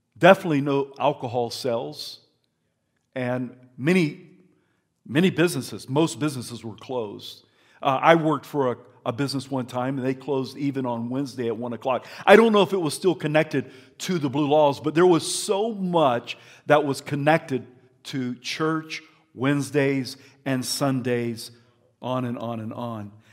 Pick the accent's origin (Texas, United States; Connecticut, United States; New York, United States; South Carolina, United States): South Carolina, United States; now in Idaho, United States; as a young man growing up in South Carolina